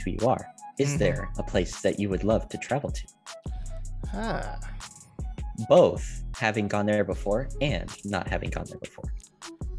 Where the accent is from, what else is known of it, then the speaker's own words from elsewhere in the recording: United States; moved away; I don't know what it is about being American, but I just am American. Like, I'm very American.